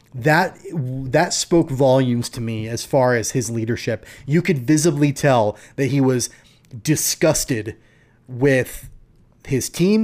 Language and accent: English; Wichita, Kansas, United States; I grew up in Wichita